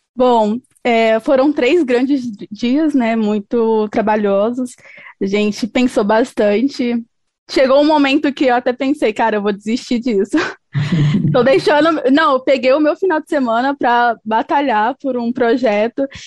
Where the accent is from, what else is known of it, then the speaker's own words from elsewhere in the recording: Goiânia, Goiás, Brazil; eu sou goiana, sou aqui de Goiânia, Goiás.